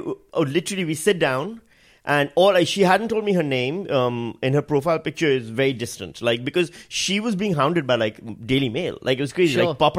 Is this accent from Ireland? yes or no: no; Pakistan; moved away; I'm Pakistani.